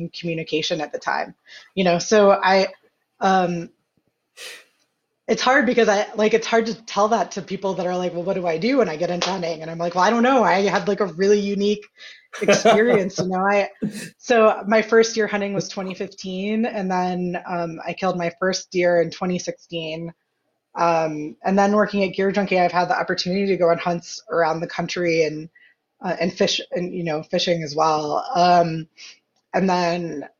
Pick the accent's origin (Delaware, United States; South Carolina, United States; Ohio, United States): Ohio, United States; moved away as an adult; also born or lived in Colorado / Montana; growing up in Ohio, there was whitetail